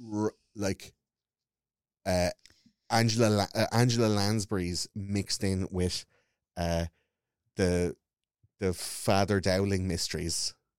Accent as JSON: {"language": "English", "town": "Wexford", "region": "Leinster", "country": "Ireland", "tie": "born or raised there", "said": "I grew up in Wexford"}